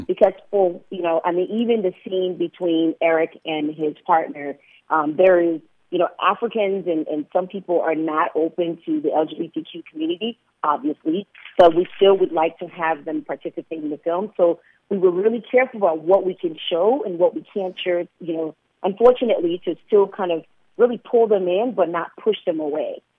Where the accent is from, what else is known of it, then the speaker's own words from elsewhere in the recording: Liberia; also born or lived in Portland, Oregon, United States; now in Chicago, United States; I was born in Liberia.